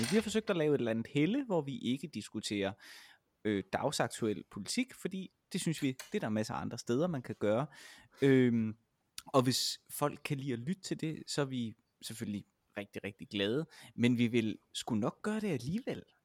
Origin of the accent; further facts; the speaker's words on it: Vejle, Southern Denmark, Denmark; jeg kommer fra Vejle, som jo er en relativt lille